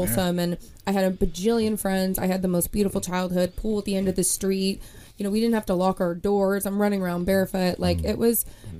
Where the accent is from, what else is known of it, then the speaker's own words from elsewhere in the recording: Kansas, United States; moved away as an adult; also born or lived in Elizabeth, New Jersey; now in New York, United States; I grew up in Kansas for about 18 years, graduated from KU, Rock Chalk